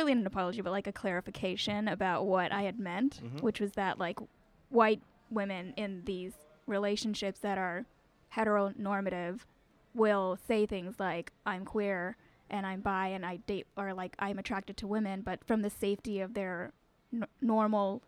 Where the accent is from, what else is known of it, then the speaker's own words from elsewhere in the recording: LA County, south of Los Angeles, Southern California, United States; moved away as an adult; now in Brooklyn, United States; I'm from Southern California. I grew up there, went to school there